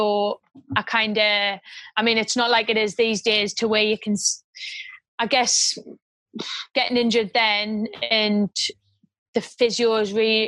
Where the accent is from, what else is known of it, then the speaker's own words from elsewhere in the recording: Washington, North East England, United Kingdom; Born and bred in Washington